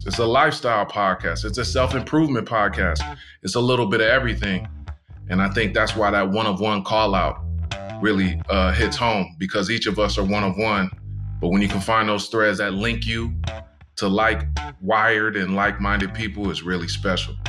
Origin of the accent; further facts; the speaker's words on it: Tustin, California, United States; growing up in SoCal and Tustin